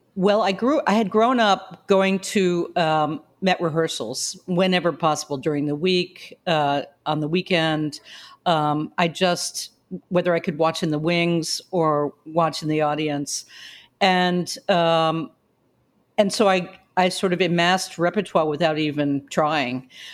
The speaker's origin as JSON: {"language": "English", "town": "New York City", "region": "New York", "country": "United States", "tie": "born or raised there", "said": "I was born in the Bronx at Sarah Lawrence Hospital."}